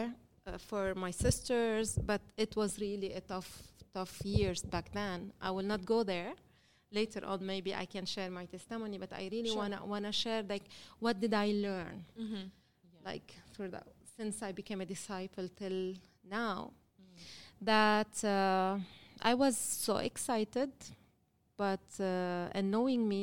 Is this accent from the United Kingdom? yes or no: no; Lebanon; I'm from Lebanon. I was born and raised in Lebanon